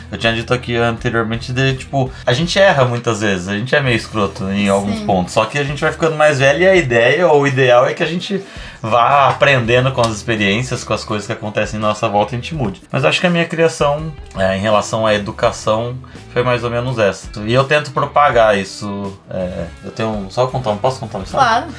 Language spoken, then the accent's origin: Portuguese; São Paulo, Brazil; moved away as an adult; now in Porto Alegre, Brazil; eu sou de São Paulo, na verdade. Eu vim pra cá, pra Porto Alegre, pra fazer meu doutorado